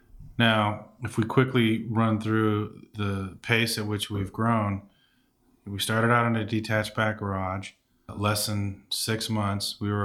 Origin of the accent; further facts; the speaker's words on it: Benicia, California, United States; Benicia, here in Benicia.